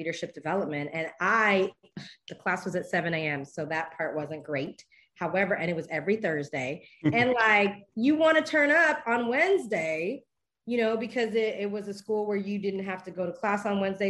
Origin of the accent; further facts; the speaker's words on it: Belize; I am a Belizean.